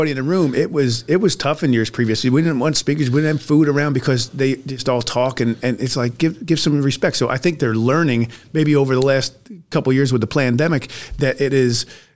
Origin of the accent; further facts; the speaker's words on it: New Jersey, United States; moved away as an adult; now in Alaska, United States; So I've been here 27 and a half years and I'm from Jersey